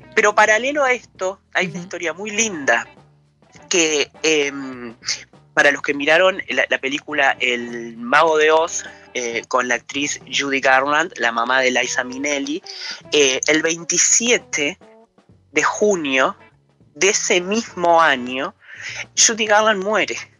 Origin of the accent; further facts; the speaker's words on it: Rocha, Uruguay; yo soy rochense, yo nací, me crié acá